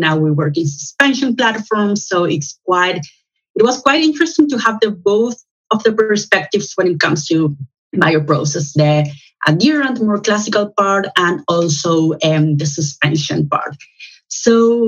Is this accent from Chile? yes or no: yes; Chile; moved away as an adult; also born or lived in Santiago, Chile; now in Amsterdam, Netherlands; I am originally from Chile in Latin America